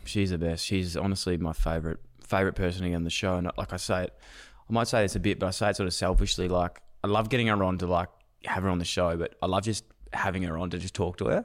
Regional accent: Melbourne, Victoria, Australia; I'm from Melbourne.

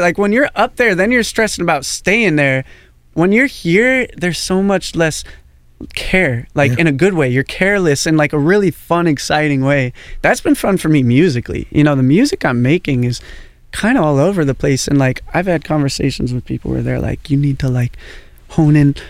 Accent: Portland, United States; growing up in Portland

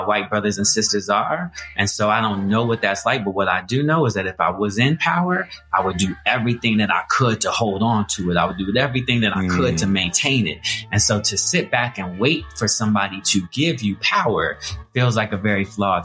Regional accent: Colorado, United States; I grew up in Colorado, single parent household

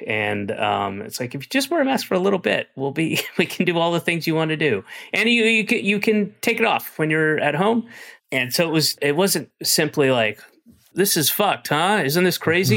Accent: Georgia, United States; moved away; I'm from Georgia. My family, uh, with the exception of one sister, everybody else is still in Georgia

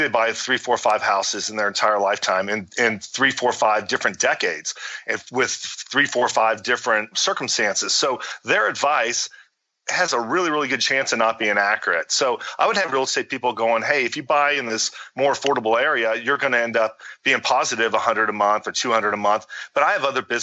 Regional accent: Fort Worth, Texas, United States; also born or lived in Chicago, Illinois; I grew up some in Chicago, and I live now in Texas. I've been there for the vast majority of my life

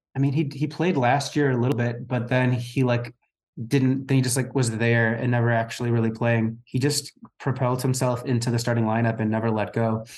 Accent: United States; as an American

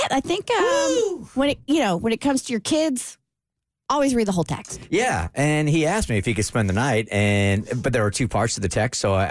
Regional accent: New York, United States; people make fun of me because I'm a New Yorker

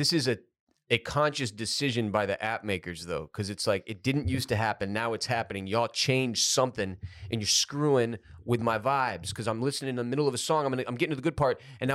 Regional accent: Houston, Texas, United States; every time I've seen those cars growing up in Houston

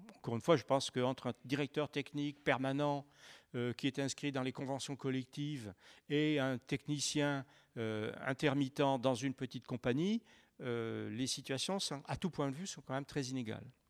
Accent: Saint-Étienne, Auvergne-Rhône-Alpes, France; je viens de Saint-Étienne.

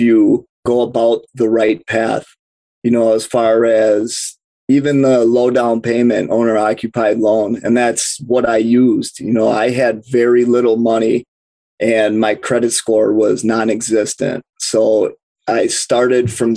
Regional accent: Milwaukee, Wisconsin, United States; I'm from Milwaukee, Wisconsin

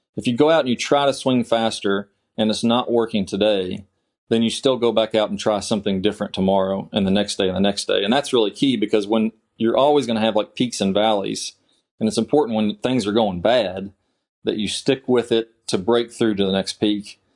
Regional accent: Kentucky, United States; I'm from Kentucky originally. I played golf in high school and college at Eastern Kentucky

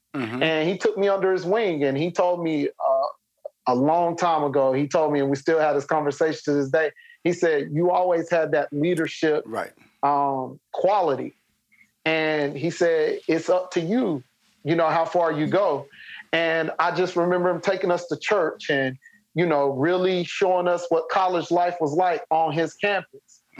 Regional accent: Spartanburg, South Carolina, United States; So at USC Upstate, which is an extension of USC, but it's here in my hometown in Spartanburg.

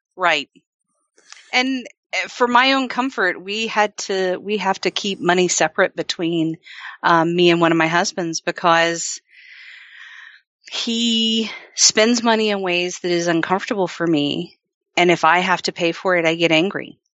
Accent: the South, United States; I grew up in the South

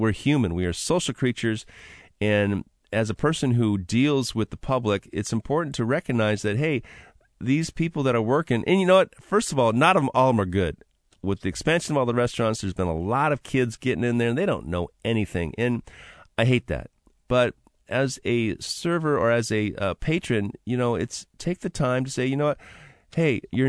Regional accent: Seattle, Washington, United States; right there in my hometown of West Seattle

